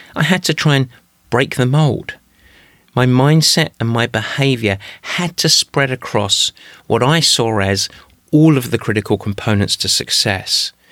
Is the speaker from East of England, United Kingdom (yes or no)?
yes; Essex, East of England, United Kingdom; moved away as an adult; also born or lived in Midwest, United States; now in United States; I grew up in Essex, but I came to the States in 1992